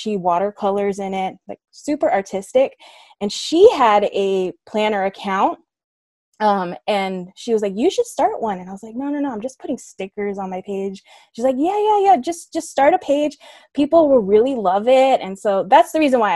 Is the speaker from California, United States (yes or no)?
yes; Southern California, United States; I'm born and raised in Southern California, currently living in San Diego